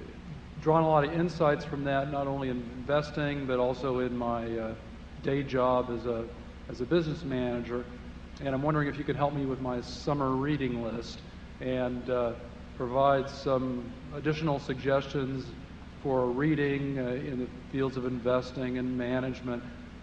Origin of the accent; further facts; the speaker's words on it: Minneapolis, Minnesota, United States; I'm from Minneapolis.